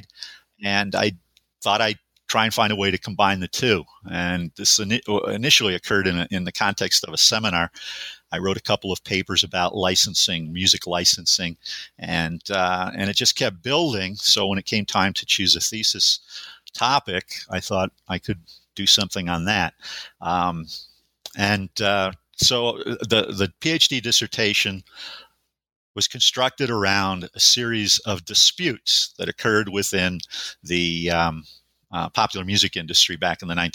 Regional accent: Western New York, United States; moved away as an adult; also born or lived in Buffalo, New York; now in Montana, United States; I was born and raised in Western New York

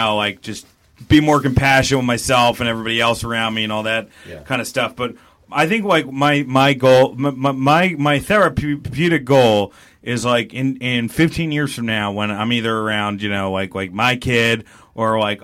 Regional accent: Milwaukee, Wisconsin, United States; I gotta talk about growing up in Milwaukee now.

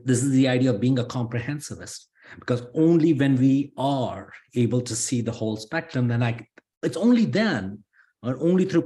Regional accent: India; now in United States; I'm Indian. And look at me, I'm also an American.

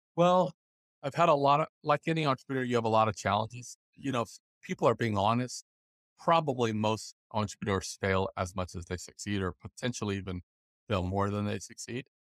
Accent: Los Angeles, California, United States; I grew up in the Los Angeles area

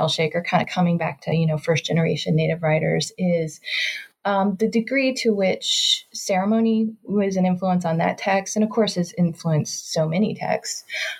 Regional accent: Kentucky, United States; Growing up in Kentucky, I talk about this in my book, it's ridiculous.

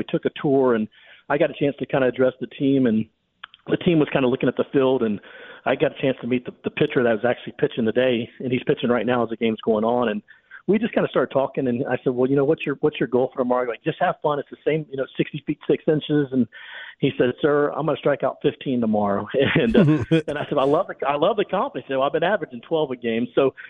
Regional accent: Humble, Texas, United States; growing up in Humble, I grew up 20 miles outside of North Houston

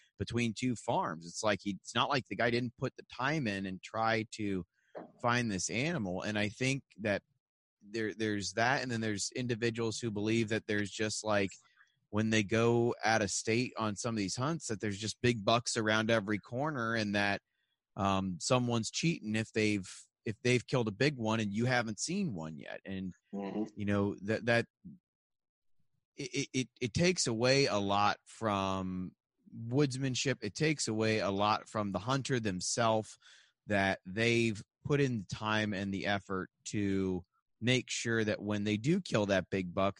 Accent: Ohio, United States; now in Kentucky, United States; I'm originally from Ohio

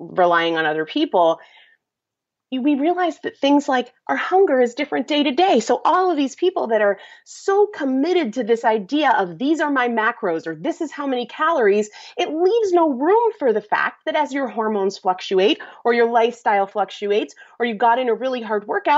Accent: New England, United States; I'm from New England

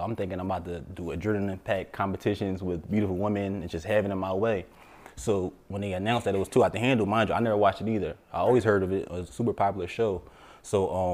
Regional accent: Yeadon, Pennsylvania, United States; now in New Jersey, United States; I'm from Yeadon, Pennsylvania. I live in Jersey

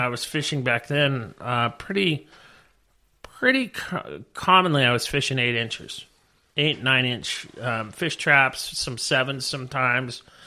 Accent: Redondo Beach, California, United States; I grew up in Redondo.

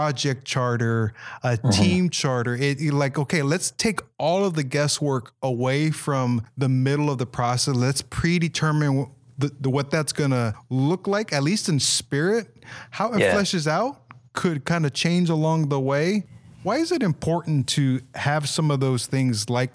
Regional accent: Holland, Michigan, United States; moved away; I grew up in the Holland, Michigan area

